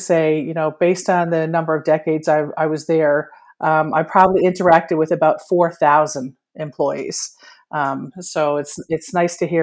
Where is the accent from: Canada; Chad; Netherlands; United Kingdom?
Canada; Newfoundland and Labrador; me, who was born and bred in Newfoundland and Labrador